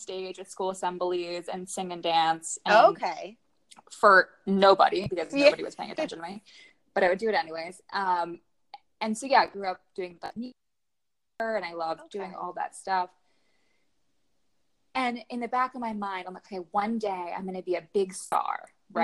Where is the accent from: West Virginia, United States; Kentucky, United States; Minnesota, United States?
West Virginia, United States; moved away as an adult; also born or lived in Miami; now in Los Angeles, United States; I'm originally from West Virginia. It's where I was not born, but where I was raised and grew up, went to college there, did like lived the very large majority of my life there.